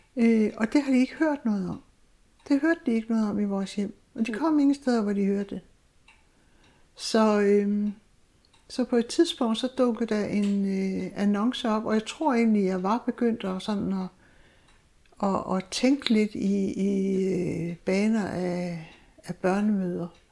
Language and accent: Danish; Zealand, Denmark; moved away as an adult; also born or lived in Southern Jutland; now in Egernsund, Denmark; jeg er egentlig sjællænder, men, øh, kom her til Sønderjylland i nitten otteogtres